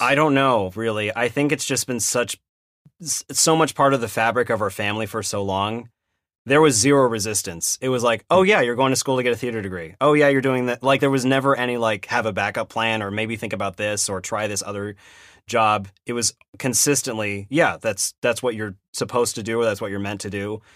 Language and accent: English; Sacramento, California, United States; moved away as an adult; also born or lived in Irvine; I grew up in Sacramento. Uh, so Northern California